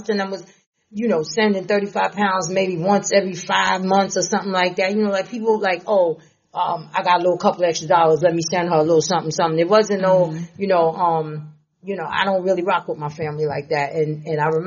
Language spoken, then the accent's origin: English; Nassau County, New York, United States; I'm from Nassau